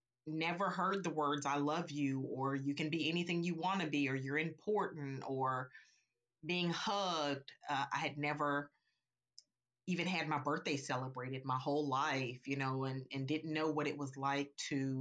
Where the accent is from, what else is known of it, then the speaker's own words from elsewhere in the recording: Little Rock, Arkansas, United States; now in North Carolina, United States; I grew up in Arkansas, and I now reside